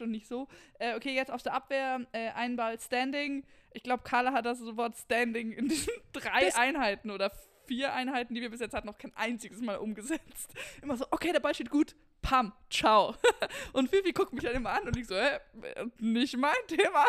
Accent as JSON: {"language": "German", "town": "Darmstadt", "region": "Hesse", "country": "Germany", "moved": "yes", "said": "ich komme ja aus Hessen, ähm, aus Darmstadt und da sagt man Gude"}